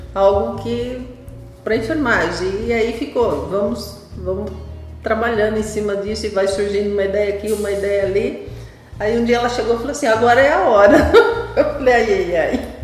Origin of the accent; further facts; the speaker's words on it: Ribeirão Preto, São Paulo, Brazil; eu sou lá do interior, de Ribeirão Preto